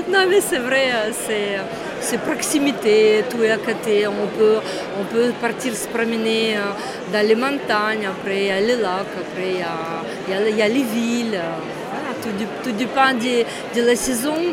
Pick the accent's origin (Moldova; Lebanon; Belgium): Moldova; moved away as an adult; now in Vosges, France; je suis née en, URSS et actuellement, c'est euh, la Moldavie.